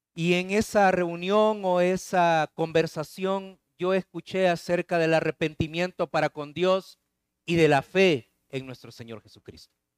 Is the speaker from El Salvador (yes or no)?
yes; El Salvador; moved away; Claudia y yo este, somos eh, salvadoreños